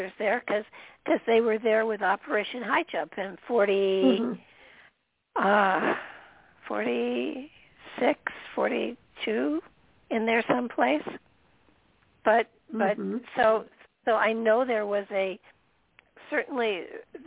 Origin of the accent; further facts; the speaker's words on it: Midwest, United States; moved away; also born or lived in Michigan / Minnesota / Connecticut; I grew up in Michigan and Minnesota.